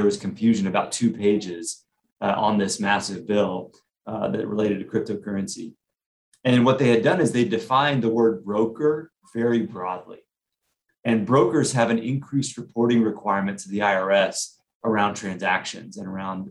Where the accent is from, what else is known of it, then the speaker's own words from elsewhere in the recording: Austin, Texas, United States; I grew up in Austin